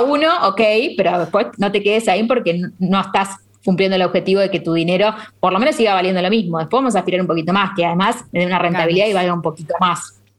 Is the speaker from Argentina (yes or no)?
yes; Argentina; países como Argentina que tenemos esta inflación